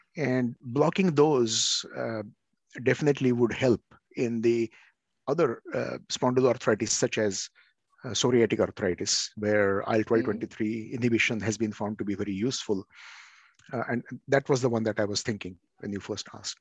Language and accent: English; India; now in Oregon, United States; I'm from India